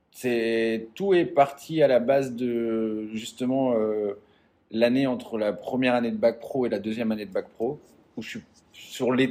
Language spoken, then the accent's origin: French; eastern France, France; j'ai grandi dans l'est de la France, en métropole, dans un tout petit